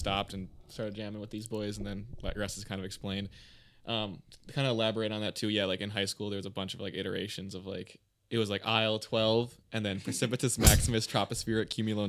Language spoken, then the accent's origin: English; Appleton, Wisconsin, United States; We are from the Appleton area, kind of all around there.